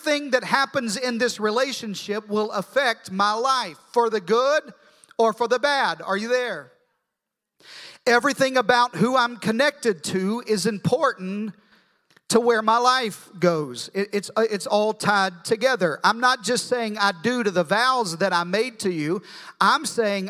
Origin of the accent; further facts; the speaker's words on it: Arkansas, United States; I'm from Arkansas